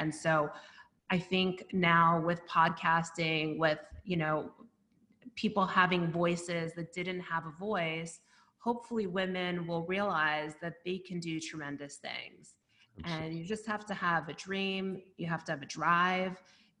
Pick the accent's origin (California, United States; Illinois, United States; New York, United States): New York, United States; Brooklyn; Yeah, that's exactly it. I mean, that's how I grew up, and we really helped each other.